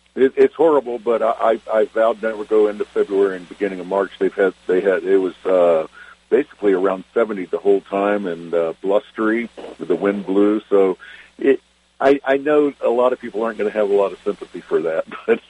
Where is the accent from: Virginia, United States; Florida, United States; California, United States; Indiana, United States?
Virginia, United States; Richmond; also born or lived in Wytheville, Virginia; now in Eugene, United States; I remember growing up in Richmond